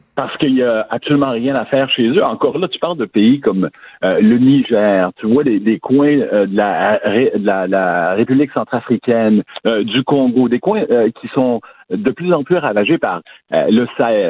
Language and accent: French; Quebec, Canada; moved away as an adult; now in United States; chez nous au Québec